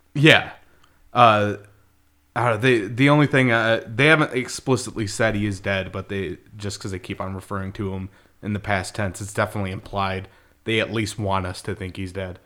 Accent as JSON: {"language": "English", "region": "Michigan", "country": "United States", "said": "we're from Michigan, where people talk like"}